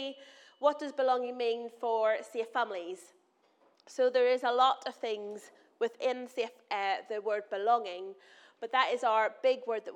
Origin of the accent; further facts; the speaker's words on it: Northern Ireland, United Kingdom; moved away; I'm from Northern Ireland. I'm going to say words that probably don't make sense to you in my accent.